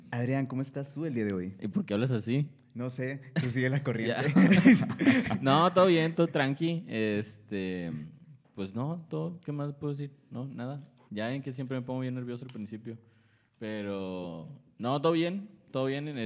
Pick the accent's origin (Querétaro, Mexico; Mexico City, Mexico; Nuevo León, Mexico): Nuevo León, Mexico; Monterrey; porque somos de Monterrey